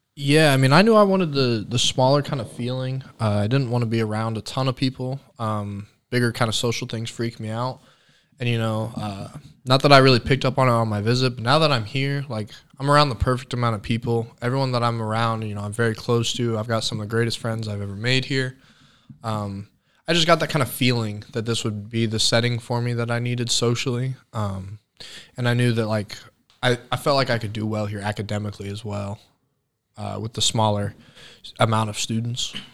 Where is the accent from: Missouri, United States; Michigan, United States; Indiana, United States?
Indiana, United States; Franklin; born south of Indianapolis, Franklin community. Grew up, born and raised there.